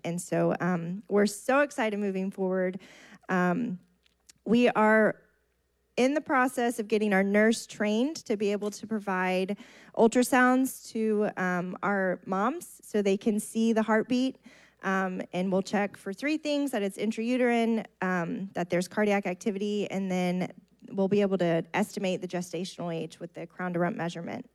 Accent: Bay City, Texas, United States; I grew up in Bay City.

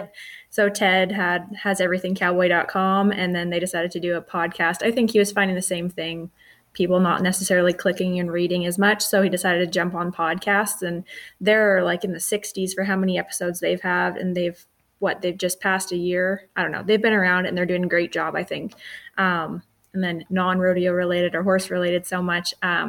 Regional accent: Canada; I know I'm Canadian.

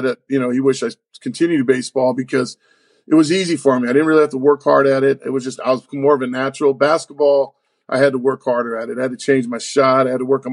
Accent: Oakland, California, United States; moved away; So I grew up in Oakland, in the Bay Area in Oakland, California

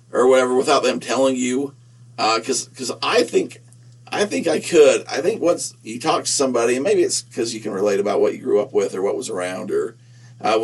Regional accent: Nephi, Utah, United States; I'm from Nephi

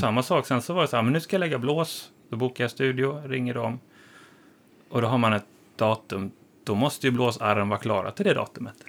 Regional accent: Halmstad, Halland County, Sweden; moved away as an adult; now in Stockholm, Sweden; Jag kommer från Halmstad från början

